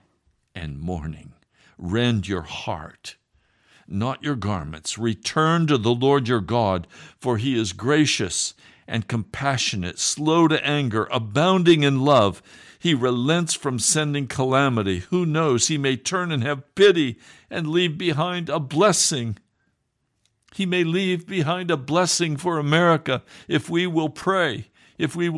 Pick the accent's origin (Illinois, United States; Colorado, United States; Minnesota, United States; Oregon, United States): Colorado, United States; Denver; Colorado is my home state. I was born in Denver